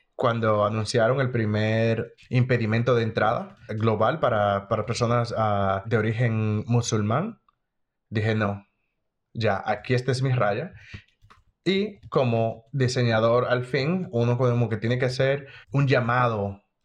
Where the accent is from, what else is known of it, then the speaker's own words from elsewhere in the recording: Dominican Republic; moved away as an adult; now in United States; Soy dominicano, de la República Dominicana